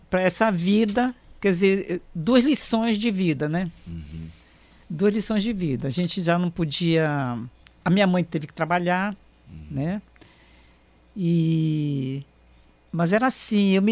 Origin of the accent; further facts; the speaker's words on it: Barranquilla, Atlántico, Colombia; also born or lived in Manaus; É, a minha adolescência foi, foi começou na Colômbia, né?